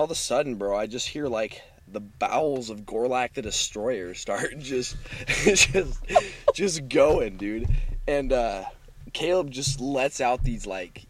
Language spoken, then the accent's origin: English; Silverton, Oregon, United States; I'm from Silverton. You know, I grew up there my whole life